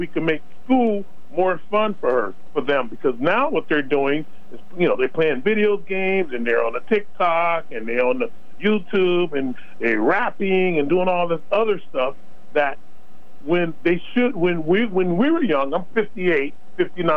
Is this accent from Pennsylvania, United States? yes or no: no; Los Angeles, California, United States; I was born and raised in Los Angeles, California, with all the gangs and everything